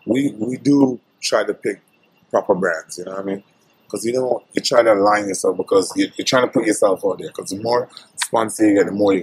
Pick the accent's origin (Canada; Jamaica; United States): Jamaica; I went to Mexico for vacation in Cabo, and it was a guy. I was like, yo, I'm from Jamaica.